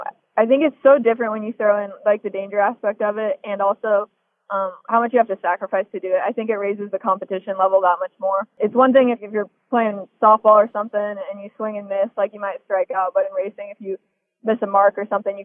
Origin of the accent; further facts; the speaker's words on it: Des Moines, Iowa, United States; I was born and raised in Des Moines, Iowa